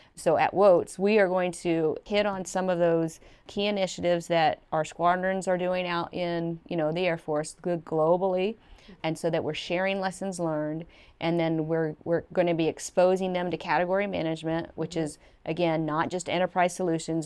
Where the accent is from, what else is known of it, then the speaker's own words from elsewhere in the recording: Evansville, Indiana, United States; moved away; growing up in Evansville, Indiana